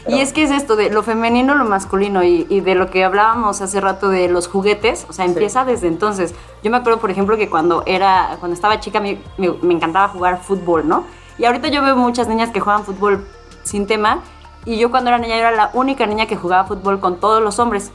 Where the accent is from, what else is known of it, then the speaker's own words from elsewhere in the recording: Cuautla, Morelos, Mexico; yo crecí en Cuautla